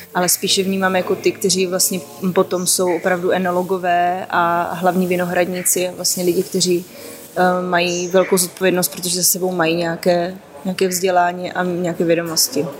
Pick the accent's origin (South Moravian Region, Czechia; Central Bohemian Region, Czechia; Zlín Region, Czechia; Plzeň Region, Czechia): South Moravian Region, Czechia; já pocházím z Jižní Moravy, takže vlastně víno jako vlastně kulturní nápoj je tam už úplně od malička